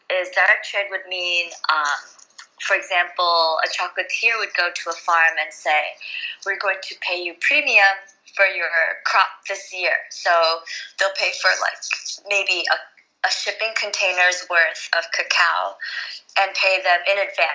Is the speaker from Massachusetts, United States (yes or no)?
no; New Jersey, United States; also born or lived in New York City; I grew up in New York City, like, I mean, in New Jersey, I was born in New York City